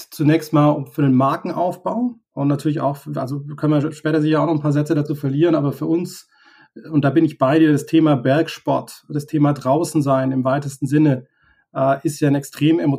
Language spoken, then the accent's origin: German; Tübingen, Baden-Württemberg, Germany; wir kommen beide aus Süddeutschland, aus Tübingen